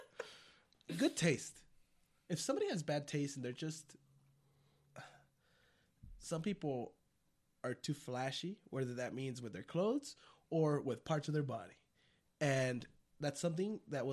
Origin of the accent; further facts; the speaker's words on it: Tucson, Arizona, United States; I consider myself a native to Tucson